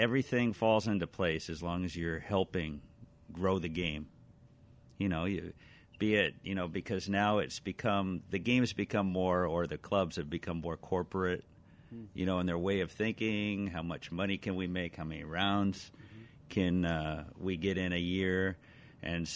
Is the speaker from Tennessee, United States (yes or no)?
no; Alhambra, California, United States; also born or lived in Glendora; now in Whittier, United States; I was born and raised in Alhambra.